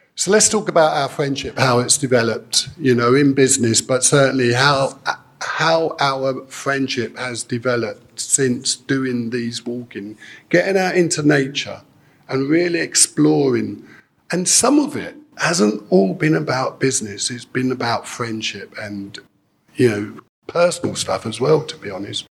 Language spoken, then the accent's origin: English; United Kingdom; we're British, and it's great to be British